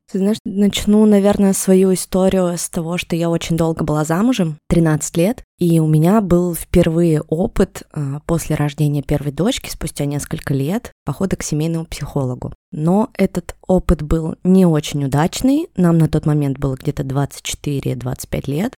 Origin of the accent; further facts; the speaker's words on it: Yekaterinburg, Sverdlovsk Oblast, Russia; Я из Екатеринбурга